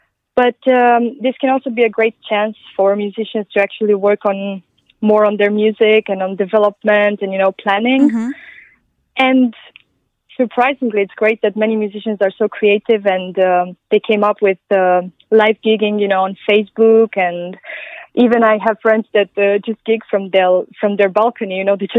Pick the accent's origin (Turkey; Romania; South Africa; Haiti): Romania; Transylvania; English is a second language; now in Denmark; I'm originally from Romania, from Transylvania.